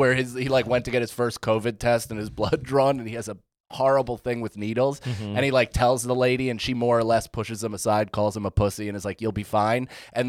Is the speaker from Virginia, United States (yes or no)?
no; Rockland, New York, United States; moved away as an adult; So we moved back to Rockland during the pandemic.